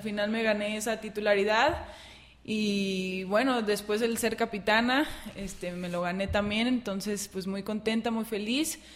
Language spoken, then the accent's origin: Spanish; Lagos de Moreno, Jalisco, Mexico; also born or lived in Guadalajara / Aguascalientes; soy de aquí de Lagos de Moreno